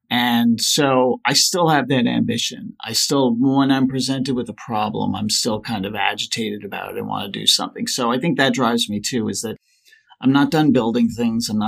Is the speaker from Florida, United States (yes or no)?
no; New York, United States; also born or lived in Colorado; Well, I live on Long Island. I grew up in New York and Colorado, so I've been back and forth a little bit.